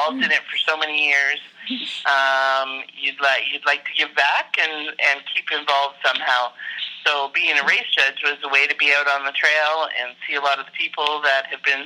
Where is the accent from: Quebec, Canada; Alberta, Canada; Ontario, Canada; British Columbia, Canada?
Alberta, Canada; Perryvale; I'm from Perryvale, Alberta, Canada